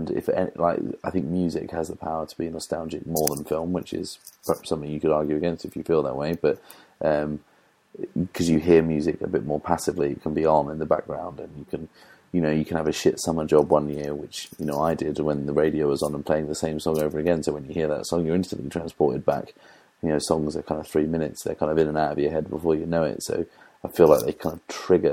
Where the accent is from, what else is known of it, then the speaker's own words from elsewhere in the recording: East Anglia, East of England, United Kingdom; growing up in East Anglia